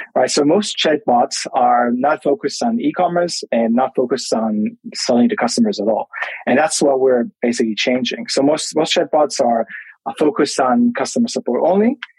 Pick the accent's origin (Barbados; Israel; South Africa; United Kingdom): Israel; Tel Aviv, Tel Aviv District; I'm originally from Tel Aviv, Israel, but right now I'm I'm in Melbourne